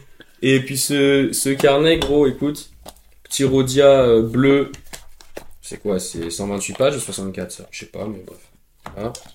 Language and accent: French; Drôme, Auvergne-Rhône-Alpes, France; now in Paris, France; dans ma maison euh, dans la Drôme